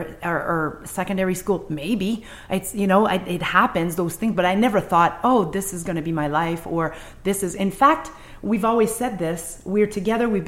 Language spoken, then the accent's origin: English; Quebec City, Quebec, Canada; first language French; English is a second language; moved away as an adult; also born or lived in Montreal; I come from Quebec City in the 80s.